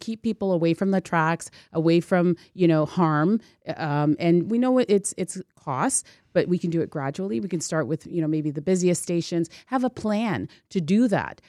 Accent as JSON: {"language": "English", "town": "Toronto", "region": "Ontario", "country": "Canada", "tie": "born or raised there", "said": "I'm a kid from Scarborough, that's where I grew up"}